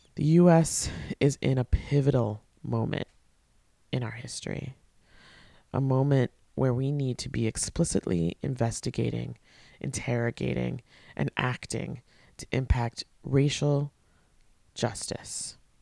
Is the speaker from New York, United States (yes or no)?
yes; Port Washington, New York, United States; I went to, uh, middle school and high school with her in my hometown of Port Washington, Long Island